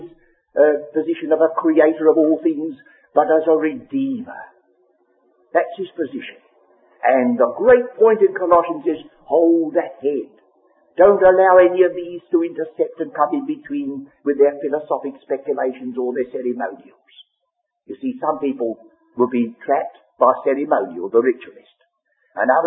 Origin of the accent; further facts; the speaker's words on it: England, United Kingdom; first language English; we have to read our English Bible, that's in our mother tongue